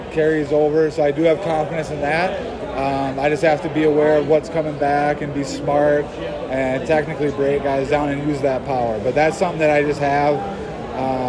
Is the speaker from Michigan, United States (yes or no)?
no; near Hinckley, Minnesota, United States; That's like right by my hometown, and this is where I live